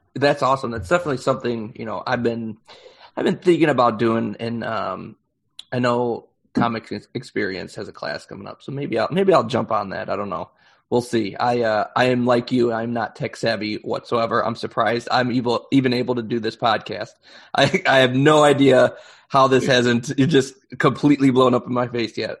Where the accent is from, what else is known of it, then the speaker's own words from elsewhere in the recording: Chicago, Illinois, United States; I'm I'm from Chicago, um, and so uh, I was local